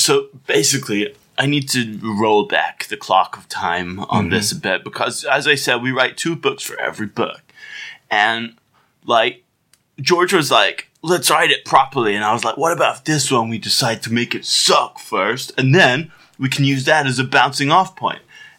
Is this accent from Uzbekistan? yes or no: yes; Uzbekistan; But the way I talk is basically from... I grew up in Uzbekistan.